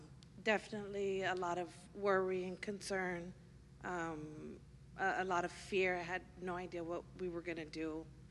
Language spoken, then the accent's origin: English; San Antonio, Texas, United States; now in Leander, United States; I'm from San Antonio originally. We moved here to Leander, Cedar Park area about 6 years ago after I got out of the military.